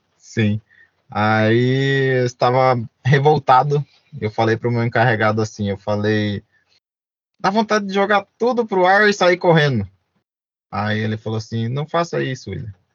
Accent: Brazil; eu sou é, do Brasil, sou brasileiro

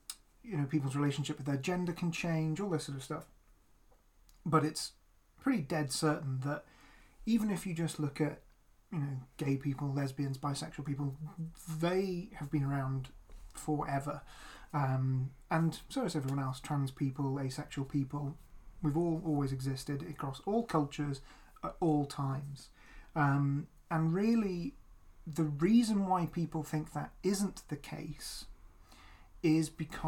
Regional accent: United Kingdom; So we're both queer, and we're both white and we're both British.

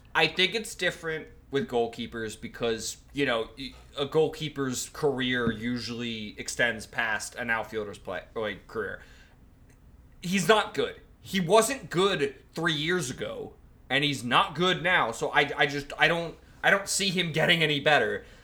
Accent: United States; as an American

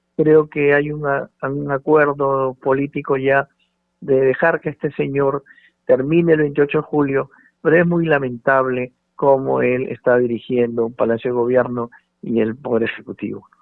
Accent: Peru; 32 millones y un poco más que somos los peruanos

